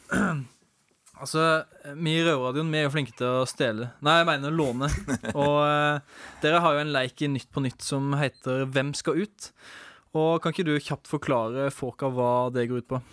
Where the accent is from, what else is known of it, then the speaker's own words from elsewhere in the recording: Arendal, Agder, Norway; jeg er jo fra Arendal, så jeg må nesten spørre Hvorfor valgte dere dialekta mi